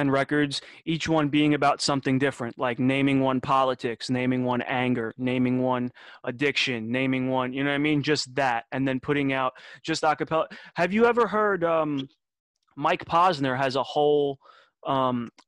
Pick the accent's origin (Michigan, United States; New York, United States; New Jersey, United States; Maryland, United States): Michigan, United States; Detroit; born there; I was born in Detroit on a very, very, very, very, very cold day.